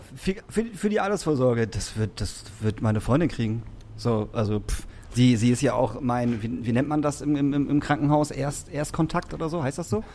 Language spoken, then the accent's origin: German; Emsbüren, Lower Saxony, Germany; also born or lived in Lingen; now in Hamburg, Germany; also Emsbüren, wo ich herkomme, dann bin ich nach Lingen gezogen und dann bin ich nach Hamburg gezogen